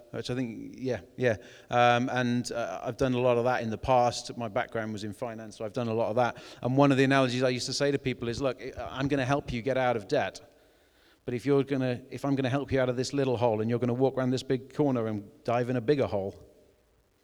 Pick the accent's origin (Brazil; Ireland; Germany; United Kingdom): United Kingdom; Wales; I was brought up in Wales, spent a lot of time in mid Wales, walking the Breckens and things like that.